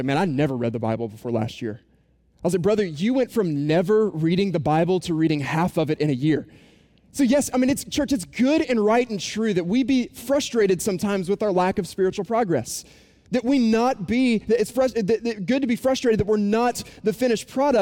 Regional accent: Boone, North Carolina, United States; moved away; I was growing up in Boone, North Carolina is where I'm from

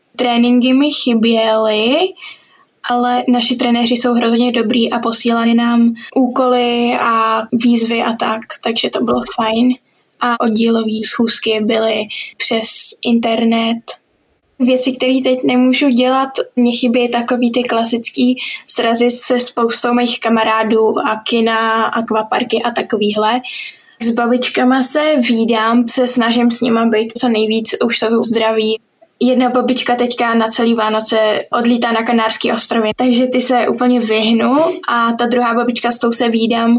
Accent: Prague, Czechia; jsem z Prahy a chodím do sedmý třídy

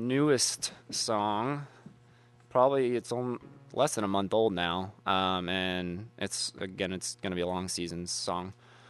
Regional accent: Atlanta, Georgia, United States; moved away as an adult; also born or lived in Athens, Georgia / Japan; now in Bloomington, Indiana, United States; I grew up in Atlanta, Georgia.

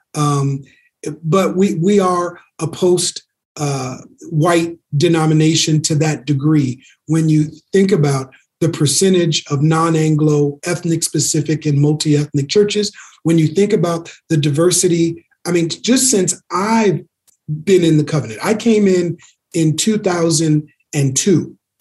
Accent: Minneapolis, Minnesota, United States; my hometown, Minneapolis

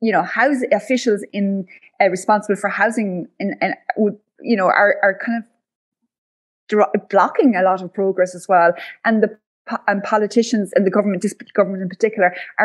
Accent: West Clare, Munster, Ireland; now in West Cork, Ireland; I come from West Clare, surrounded by, again, holiday homes

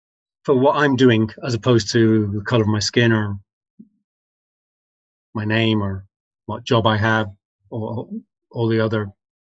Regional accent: England, United Kingdom; although you can hear my voice, I'm English culturally speaking, and I think of myself as English and all this. When I came back to the country as a 21-year-old

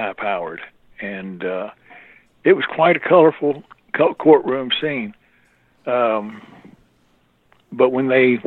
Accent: Greensboro, North Carolina, United States; Greensboro, North Carolina, my hometown of all places

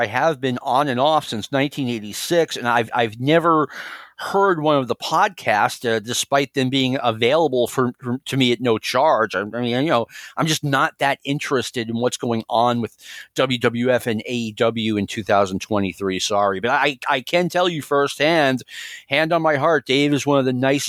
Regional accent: Hollywood, California, United States; I mean, I'm from Hollywood.

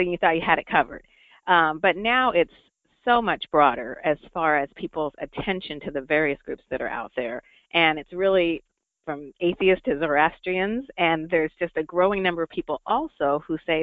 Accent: Rhode Island, United States; moved away; also born or lived in upstate New York / Orlando; my home state of Rhode Island

